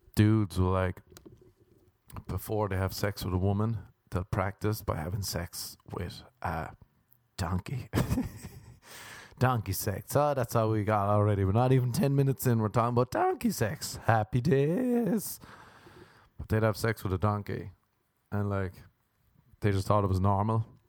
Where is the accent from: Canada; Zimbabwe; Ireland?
Ireland; now in United States; when I was growing up in Ireland